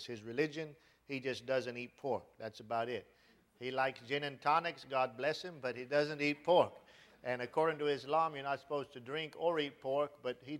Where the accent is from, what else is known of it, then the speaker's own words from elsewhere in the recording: Charlotte, North Carolina, United States; I was born in Charlotte, North Carolina, in 1974, and grew up in Charlotte, North Carolina.